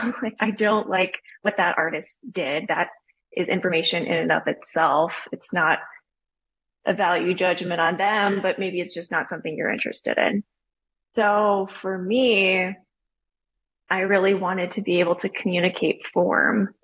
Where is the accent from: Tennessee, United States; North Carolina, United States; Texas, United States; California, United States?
Texas, United States; Austin; now in Charleston, United States; I grew up in Austin, Texas